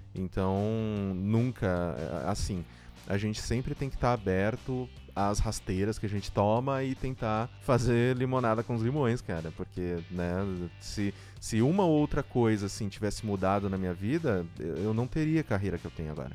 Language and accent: Portuguese; São Paulo, Brazil; Eu sou aqui da Zona Leste de São Paulo